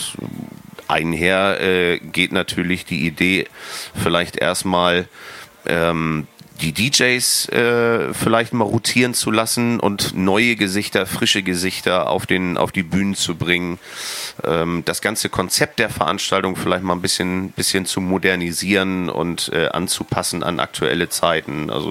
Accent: Brunsbüttel, Schleswig-Holstein, Germany; now in Wacken, Germany; ich bin halt gebürtiger Brunsbüttler. Ähm, mittlerweile Wackener

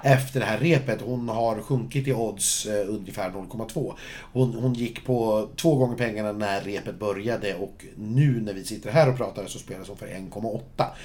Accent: Sweden; jag som svensk

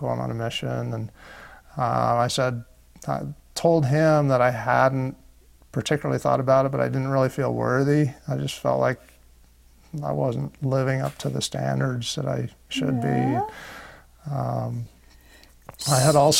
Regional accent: Moab, Utah, United States; I was raised in Moab, Utah

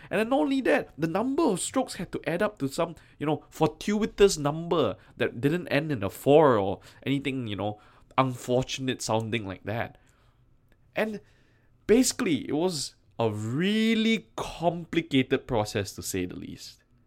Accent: Malaysia; my home country of Malaysia

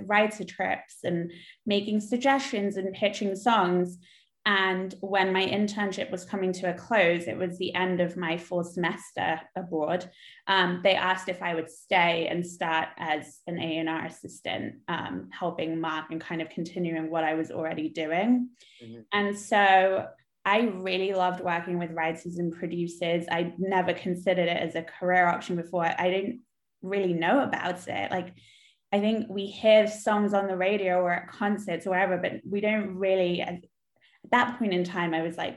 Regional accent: London, United Kingdom; now in Los Angeles, United States; which it was my hometown

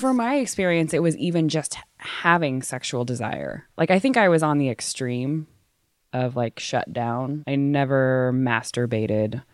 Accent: Waco, Texas, United States; also born or lived in East Africa; now in San Francisco, United States; I grew up in Waco, Texas, which is a very conservative place in the Bible Belt

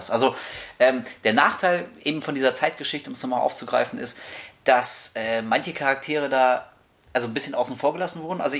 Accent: Hamburg, Germany; Wir kommen aus Hamburg.

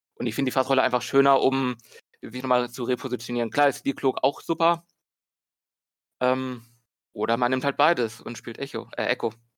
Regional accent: Berlin, Germany; bin aus Berlin

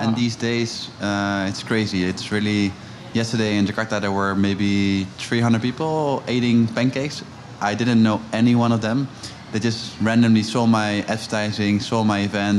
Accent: Amsterdam, North Holland, Netherlands; I'm originally from Amsterdam

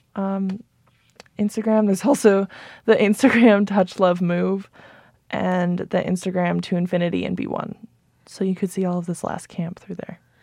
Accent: Albuquerque, New Mexico, United States; born or raised there

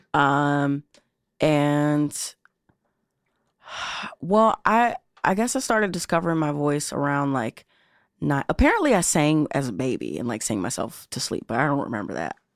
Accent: Chicago, Illinois, United States; I grew up right here in Chi City

